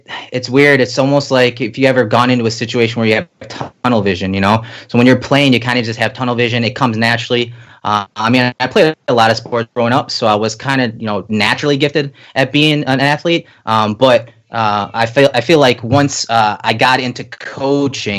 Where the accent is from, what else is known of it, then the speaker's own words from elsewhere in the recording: Lockport, New York, United States; I grew up in Lockport, played Little League football in Pendleton, so the Star Point District